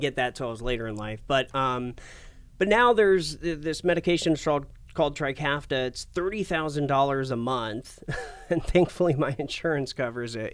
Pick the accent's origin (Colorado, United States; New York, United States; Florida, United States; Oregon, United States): Oregon, United States; Portland; moved away as an adult; also born or lived in Asheville, North Carolina / New Mexico / Medford, Oregon; Born in North Carolina, but raised in Portland